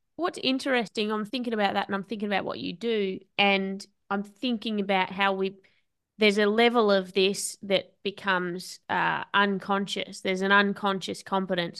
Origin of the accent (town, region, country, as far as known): Australia